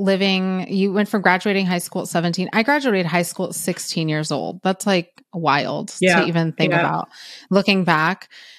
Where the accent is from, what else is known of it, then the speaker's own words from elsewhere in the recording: San Francisco, California, United States; I'm from Cali. I'm from NorCal, San Francisco area.